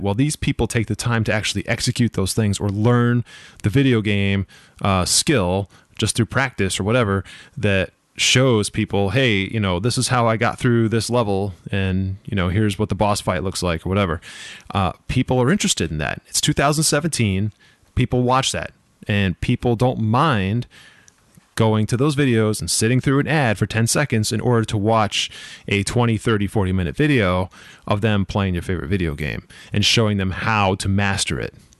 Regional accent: Boston, Massachusetts, United States; I'm from Boston, the Boston area

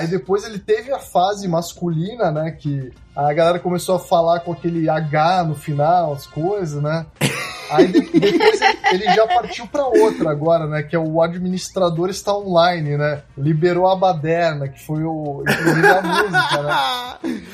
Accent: Brazil; also born or lived in United States; a gente diz isso como brasileiro

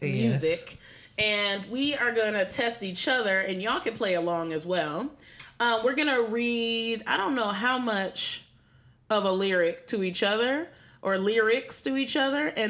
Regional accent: Severn, Maryland, United States; I'm from Severn, Maryland.

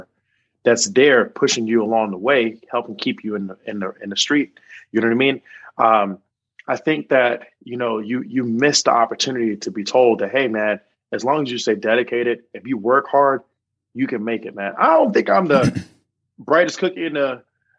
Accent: Charlotte, North Carolina, United States; moved away as an adult; also born or lived in Chicago / New York; now in Mississippi, United States; I'm originally from Charlotte, North Carolina

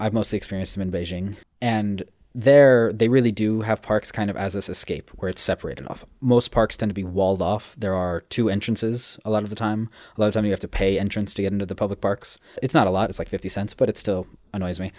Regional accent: Los Angeles, California, United States; moved away; where I grew up in Los Angeles

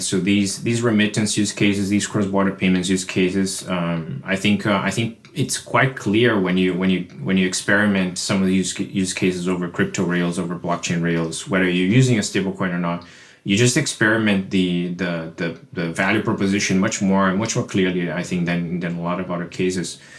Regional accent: Brazil; now in United States; I live in the U S, but, but I'm originally from Brazil

